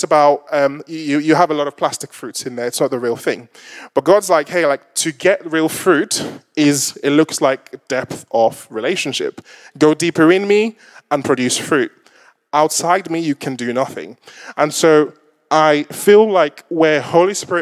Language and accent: English; Lagos, Nigeria; I'm Nigerian descent, if you haven't kind of picked that up. and there was, typically when you go to some of the markets in Lagos, where I'm from